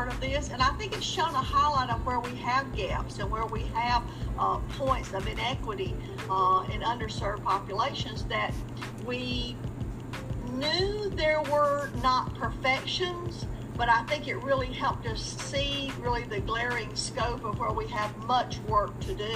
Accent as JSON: {"language": "English", "town": "Enterprise", "region": "Alabama", "country": "United States", "moved": "yes", "lives_now": "Martinsville, United States", "said": "I'm originally from Enterprise, Alabama, which is the home of the Boll Weevil Monument"}